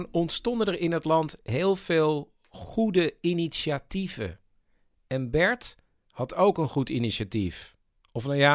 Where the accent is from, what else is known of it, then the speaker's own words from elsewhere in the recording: Flevoland, Netherlands; Ik kom uit de Noordoostpolder, Chris. Ja, Daar wonen ook heus wel mensen, hoor.